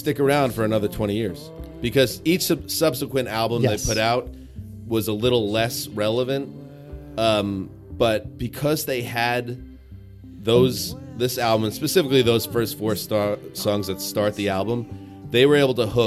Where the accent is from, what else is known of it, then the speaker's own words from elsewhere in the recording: New York, United States; I'm a New Yorker first